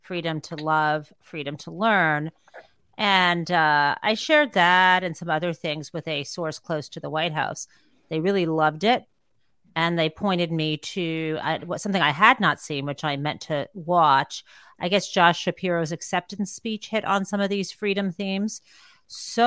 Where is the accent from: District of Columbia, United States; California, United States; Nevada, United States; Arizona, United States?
Arizona, United States; Tucson; I was born in Tucson